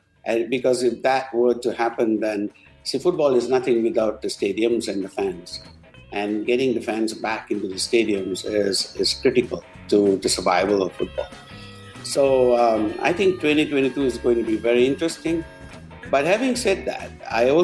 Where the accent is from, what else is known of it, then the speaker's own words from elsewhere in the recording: Penang, Malaysia; also born or lived in United Kingdom / United States; now in Petaling Jaya, Malaysia; it's my hometown. But, you know, for the last 30 years, PJ is home.